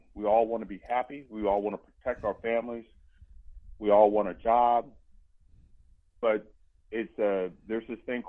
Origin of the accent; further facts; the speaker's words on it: Germany; also born or lived in Georgia, United States; When I lived in Georgia, I was living there in Columbus. I grew up in Germany. My dad was in the military when we moved away.